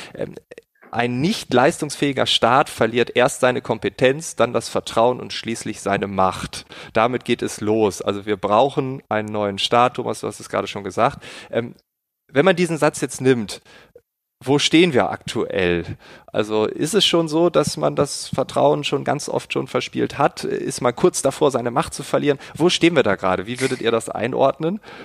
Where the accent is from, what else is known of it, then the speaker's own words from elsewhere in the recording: Germany; bei uns in Deutschland